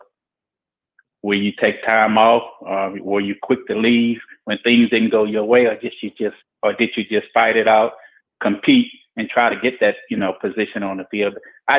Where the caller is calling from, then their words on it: Baton Rouge, Louisiana, United States; This is …. I'm calling from Baton Rouge, Louisiana.